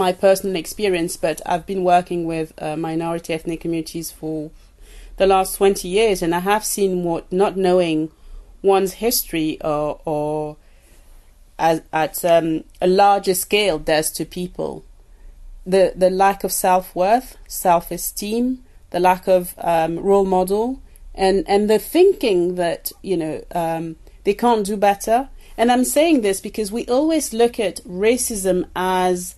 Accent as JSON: {"language": "English", "town": "Paris", "region": "Île-de-France", "country": "France", "tie": "born or raised there", "also_born_or_lived": "Cameroon", "moved": "yes"}